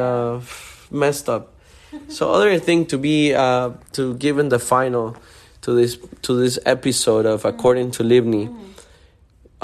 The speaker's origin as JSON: {"language": "English", "country": "Honduras", "tie": "born or raised there", "moved": "yes", "lives_now": "Miami, United States", "said": "I was born and raised in Honduras"}